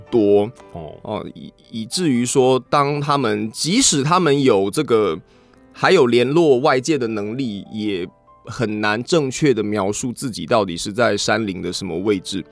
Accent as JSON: {"language": "Chinese", "area": "Xindian", "region": "New Taipei", "country": "Taiwan", "tie": "born or raised there", "said": "因为我老家是在新店，嗯哼。就从小居住的地方应该算城市的边缘"}